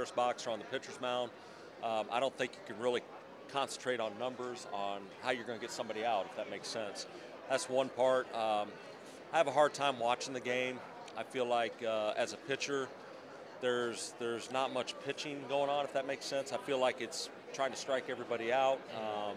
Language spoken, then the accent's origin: English; Council Bluffs, Iowa, United States; a kid growing up in Council Bluffs, Iowa